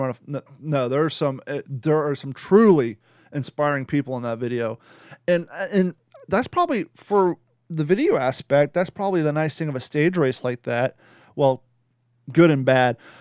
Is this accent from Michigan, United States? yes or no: no; Kentucky, United States; accent: Kentucky, Florida; moved away; also born or lived in Florida; I grew up in Kentucky, so my Kentucky, Florida accent